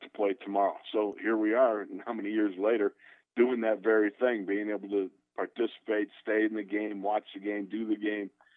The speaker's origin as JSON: {"language": "English", "town": "Orchard Park", "region": "New York", "country": "United States", "tie": "born or raised there", "said": "Orchard Park, New York, where the Bills are"}